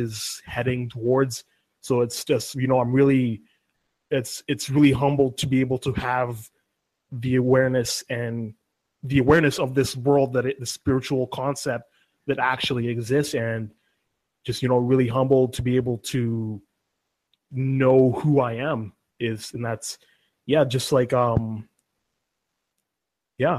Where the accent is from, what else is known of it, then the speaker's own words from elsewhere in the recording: Vancouver, British Columbia, Canada; I'm from Vancouver, BC.